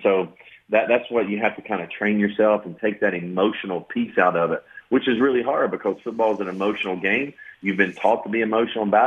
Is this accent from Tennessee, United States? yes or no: yes; Knoxville, Tennessee, United States; also born or lived in New York / South Florida / Marshall University, West Virginia; now in Lexington, United States; I'm from Knoxville, Tennessee